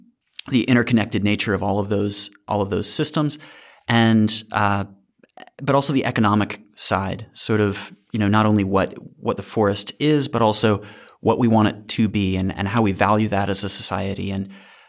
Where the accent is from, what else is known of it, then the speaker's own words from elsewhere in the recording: Alabama, United States; I grew up in North Alabama, though not Wisconsin, but in kind of this funny place that it's like North Alabama's, you know, covered in woods, but it also has a NASA installation in Huntsville, Alabama.